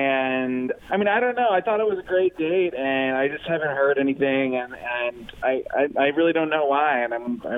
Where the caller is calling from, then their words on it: Fort Recovery, Ohio, United States; I'm from Fort Recovery.